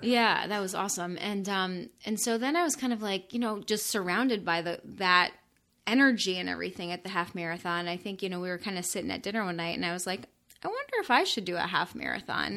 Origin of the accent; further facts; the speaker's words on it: Florida, United States; moved away as an adult; also born or lived in northern Indiana; I'm from Florida